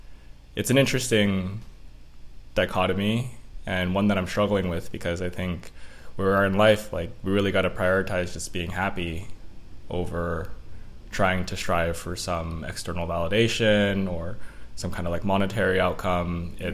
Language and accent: English; Elk Grove, California, United States; For the people listening out there, I'll say Elk Grove is more commonly referred to as Sacramento.